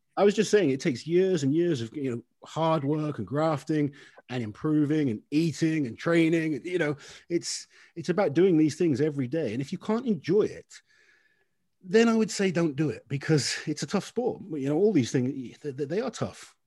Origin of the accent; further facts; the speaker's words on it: United Kingdom; as a British athlete